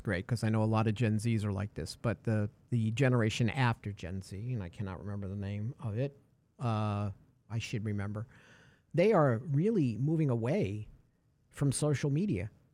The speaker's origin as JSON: {"language": "English", "town": "New York City", "region": "New York", "country": "United States", "moved": "yes", "lives_now": "Texas, United States", "said": "I'm a kid from New York City"}